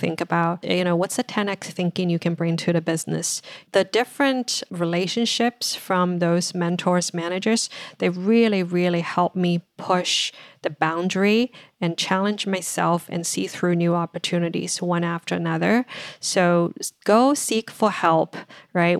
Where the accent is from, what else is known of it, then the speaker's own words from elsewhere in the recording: China; moved away as an adult; now in United States; I grew up in China, finished college there